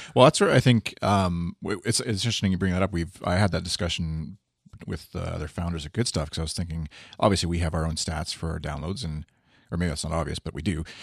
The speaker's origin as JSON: {"language": "English", "country": "Canada", "said": "one Canadian here"}